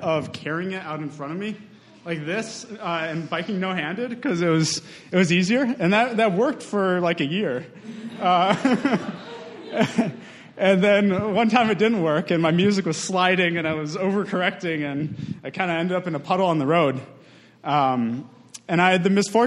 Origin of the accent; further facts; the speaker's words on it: Madison, Wisconsin, United States; I grew up in Madison, about a block from Camp Randall